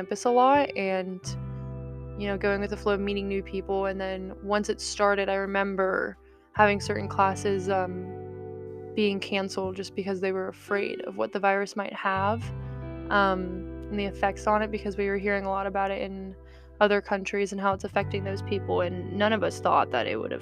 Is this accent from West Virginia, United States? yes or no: yes; Morgantown, West Virginia, United States; I'm also from Morgantown, West Virginia